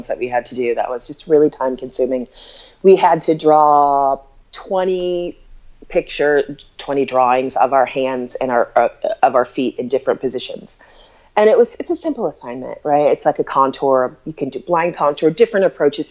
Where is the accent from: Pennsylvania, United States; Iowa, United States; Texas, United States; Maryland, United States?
Iowa, United States; Des Moines; moved away as an adult; also born or lived in Brooklyn, New York; I'm from Des Moines, Iowa.